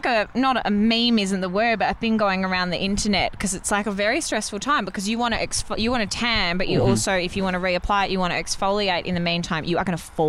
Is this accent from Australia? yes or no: yes; Australia; accent: bogan